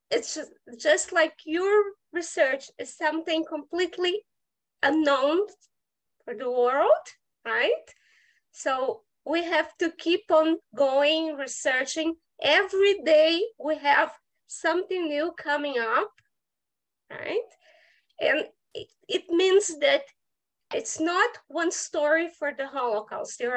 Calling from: Curitiba, Paraná, Brazil; I'm zooming from Brazil, from South Brazil, from a city called Curitiba.

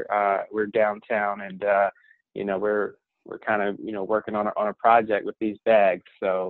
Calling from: Norfolk, Virginia, United States; I'm calling you from Norfolk, Virginia.

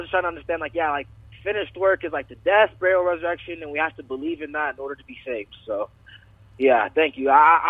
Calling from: Denver, Colorado, United States; I live in Denver, but I go to school in Thornton. It's like a 20-minute drive.

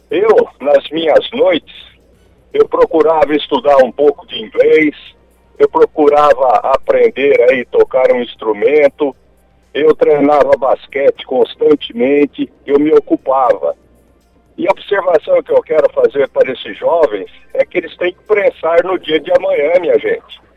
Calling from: Maringá, Paraná, Brazil; Eu moro aqui no centro, Avenida Paraná, a Avenida Para

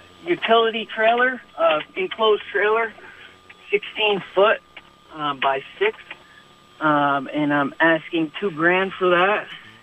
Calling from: Burlington, Vermont, United States; I'm calling from Burlington.

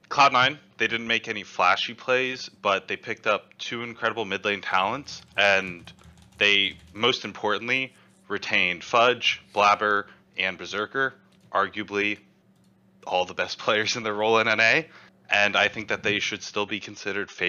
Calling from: Houston, Texas, United States; Uh, Houston, Texas.

